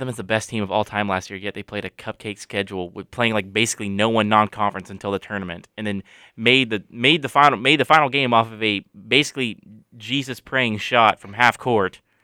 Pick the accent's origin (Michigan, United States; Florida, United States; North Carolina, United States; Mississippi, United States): North Carolina, United States; I'm from North Carolina.